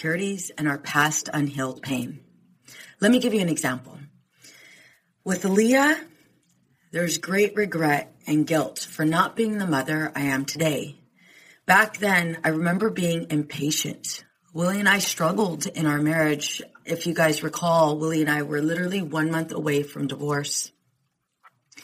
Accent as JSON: {"language": "English", "region": "Southern California", "country": "United States", "also_born_or_lived": "New York", "moved": "as an adult", "said": "I'm from Southern California."}